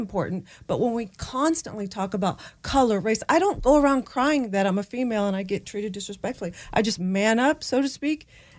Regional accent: North Carolina, United States; As a young girl, I grew up in North Carolina. My dad from Italy.

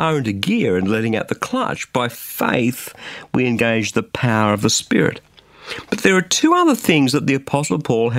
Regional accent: just south of Sydney, New South Wales, Australia; in a small but comfortable home just south of Sydney in Australia

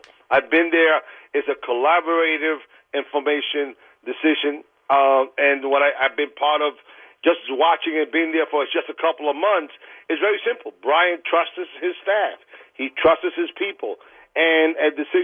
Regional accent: New York City, New York, United States; I'm a guy from Queens and been in Queens my whole life

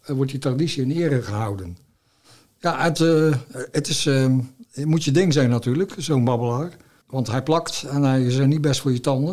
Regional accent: Zeeland, Netherlands

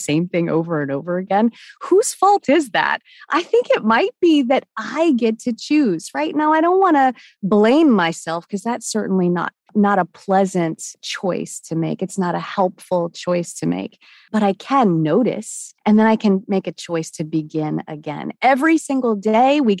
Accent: Washington, United States; now in Charlotte, United States; I'm in Charlotte, North Carolina. I grew up in Washington State

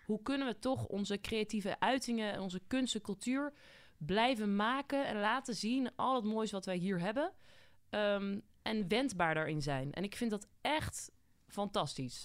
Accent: Voorburg, South Holland, Netherlands; Ik kom uit Voorburg origineel

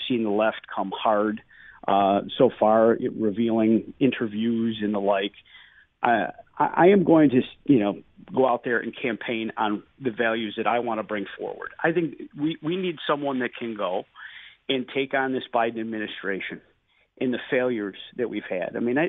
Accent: South Dayton, New York, United States; I grew up in the Southern Tier. Most of my family is in the Jamestown area. And I grew up in Cattaraugus County, where my mother still lives, in South Dayton. And, this is home for me.

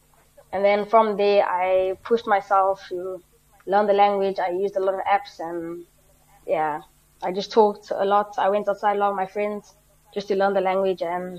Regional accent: South Africa; moved away; as a South African

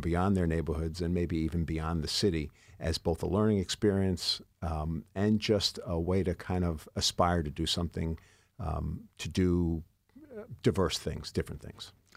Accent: New York City, New York, United States; also born or lived in Mount Vernon, New York; I grew up in the Bronx and in Mount Vernon

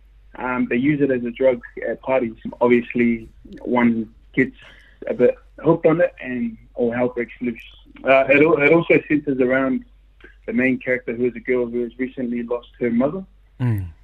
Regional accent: Wellington, New Zealand; now in Australia; I was born and raised in Wellington, and now I currently live in Australia

